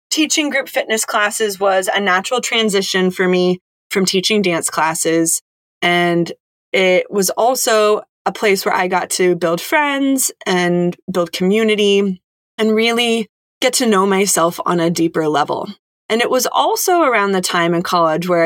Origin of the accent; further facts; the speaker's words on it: Silicon Valley, California, United States; I was born and raised in the Silicon Valley area to an engineer and a software salesperson.